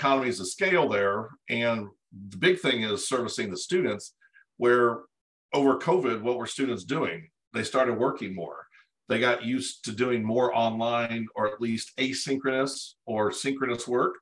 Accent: Cape Girardeau, Missouri, United States; moved away as an adult; also born or lived in Dallas, Texas; I grew up in Cape Girardeau, Missouri, which is about an hour and a half south of St. Louis

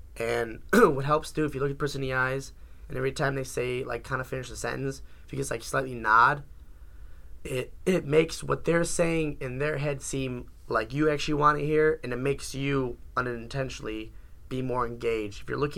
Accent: Elmont, New York, United States; Like, no, it's like, okay, fine. I'm from Elmont.

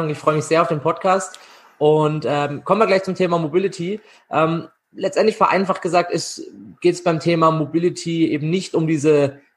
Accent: Freiburg, Baden-Württemberg, Germany; und den Master gemacht in äh, Gesundheitswissenschaften in Freiburg, in meiner Heimatstadt.

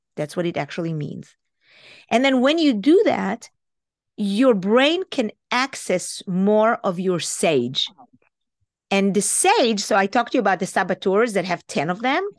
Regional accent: Israel; moved away as an adult; now in United States; I'm Israeli. I was born and raised in Israel.

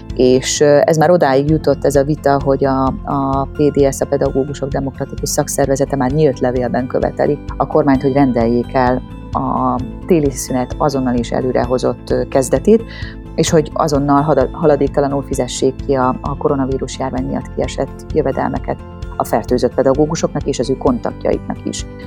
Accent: Tokaj, Borsod-Abaúj-Zemplén, Hungary; moved away; Tokaj környékéről, ami azért fáj szívemnek, mert hogy én onnan származom

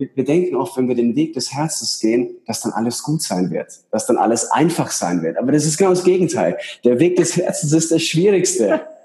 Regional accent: Ingolstadt, Bavaria, Germany; moved away as an adult; now in Switzerland; ich komme aus Ingolstadt. Weiß nicht, ob man es kennt. Das ist so zwischen München und Nürnberg.

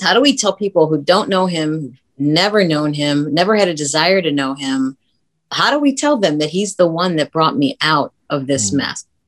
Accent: Brooklyn, Ohio, United States; moved away as an adult; also born or lived in Los Angeles; I was from Brooklyn, Ohio.

